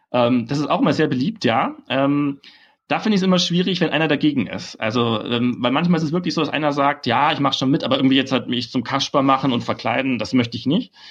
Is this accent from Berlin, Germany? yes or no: yes; Berlin, Germany; Ich meine, ich als Berliner, wir sind ja eh schon so anti-faschingsmäßig eingestellt.